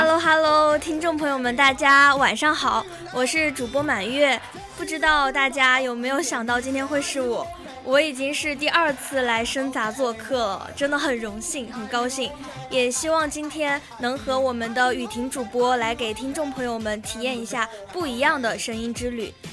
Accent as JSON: {"language": "Chinese", "region": "Zhejiang", "country": "China", "tie": "born or raised there", "moved": "yes", "said": "因为我老家是在浙江嘛"}